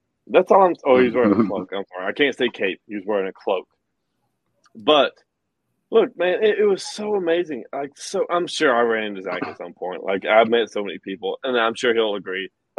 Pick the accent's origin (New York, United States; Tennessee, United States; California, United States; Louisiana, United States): Tennessee, United States; East; I'm from East Tennessee.